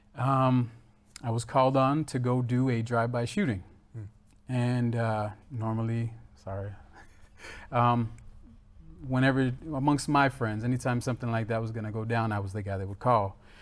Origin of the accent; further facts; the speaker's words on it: Florida, United States; I was born in Florida